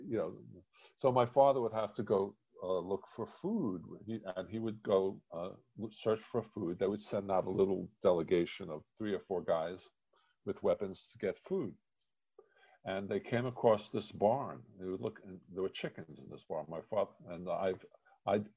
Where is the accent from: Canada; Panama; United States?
United States; New York City, New York; also born or lived in Germany; I grew up on the Lower East Side in a walk-up tenement, in the Jewish Lower East Side.